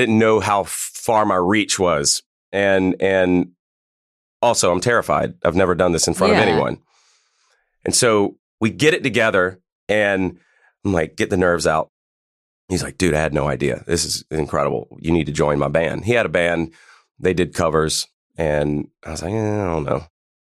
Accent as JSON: {"language": "English", "region": "Pennsylvania", "country": "United States", "said": "I'm from Pennsylvania, so he was like seeing them when they before they even blew up"}